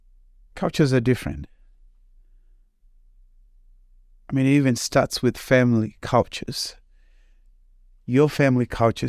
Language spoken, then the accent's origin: English; Zimbabwe; moved away as an adult; now in United States; So when you take the aspect that I'm from Zimbabwe, I came to the United States back in August of 2008 to go to Fred Hartman University for college.